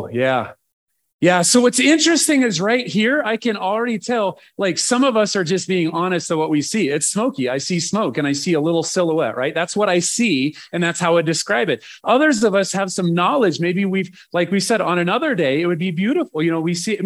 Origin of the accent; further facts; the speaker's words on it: Nebraska, United States; I'm from Nebraska.